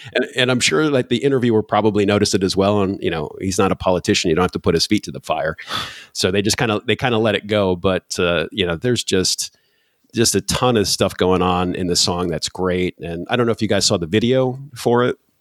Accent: Michigan, United States; now in Poland; I'm originally from Michigan

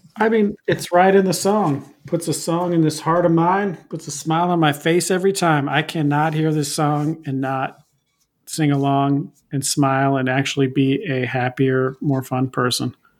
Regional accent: Pacific Northwest, United States; I'm from the Pacific Northwest

